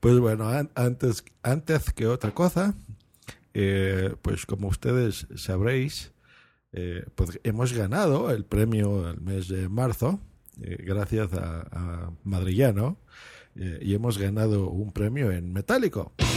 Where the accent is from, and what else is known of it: Lerma, State of Mexico, Mexico; born or raised there